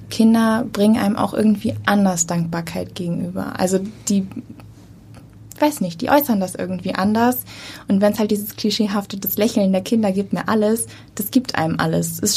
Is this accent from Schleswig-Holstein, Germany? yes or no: yes; Lübeck, Schleswig-Holstein, Germany; Ich komme eigentlich aus Lübeck